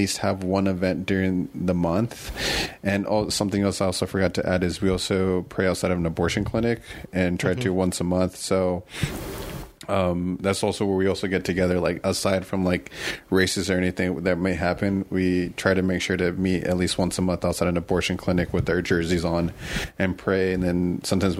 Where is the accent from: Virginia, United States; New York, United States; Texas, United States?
Texas, United States; McAllen; moved away as an adult; now in San Antonio, United States; someone from my hometown, like McAllen, Texas